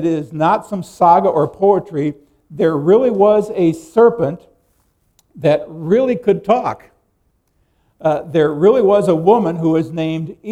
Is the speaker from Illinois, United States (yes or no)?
no; Nebraska, United States; I grew up in Nebraska